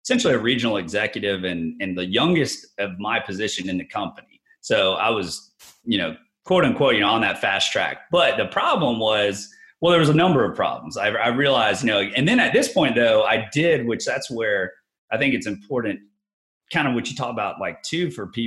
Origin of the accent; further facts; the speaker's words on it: Tallahassee, Florida, United States; moved away as an adult; also born or lived in Jacksonville, Florida; So I moved over to Jacksonville. I was from Tallahassee